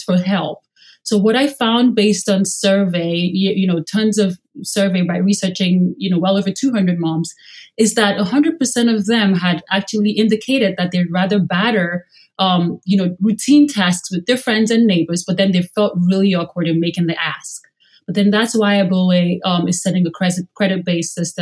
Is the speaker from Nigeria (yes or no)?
yes; Nigeria; moved away; growing up in Nigeria